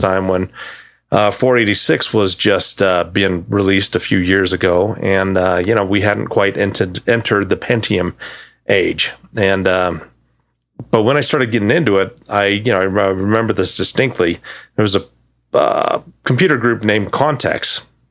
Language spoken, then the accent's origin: English; Thermopolis, Wyoming, United States; moved away as an adult; I was born in a town called Thermopolis, Wyoming. Um, lived there up until eighteen.